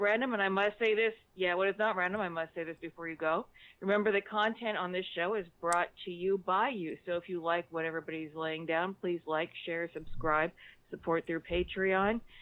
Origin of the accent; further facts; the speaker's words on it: South Central Pennsylvania, United States; now in San Francisco Bay Area, United States; I'm not originally from California. I'm from South Central Pennsylvania, about an hour twenty